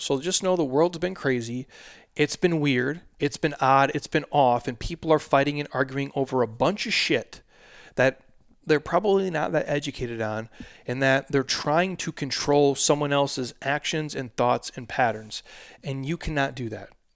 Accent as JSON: {"language": "English", "region": "Minnesota", "country": "United States", "tie": "born or raised there", "moved": "yes", "lives_now": "Arizona, United States", "said": "I'm a Vikings fan. I was born in Minnesota."}